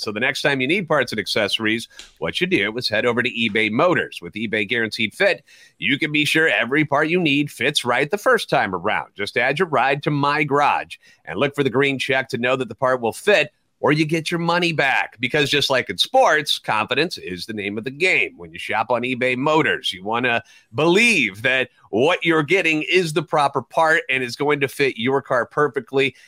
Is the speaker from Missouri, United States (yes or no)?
yes; St. Louis, Missouri, United States; Born and raised in the Loon, a lifetime Cardinals fan